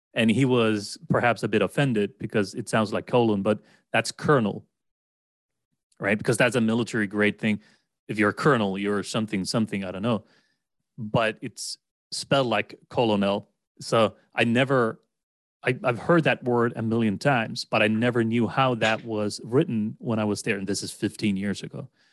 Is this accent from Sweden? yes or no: yes; Sweden; English is a second language; as a non-native American or English speaker, I'm from Sweden. I've always lived in Sweden, never lived abroad as such.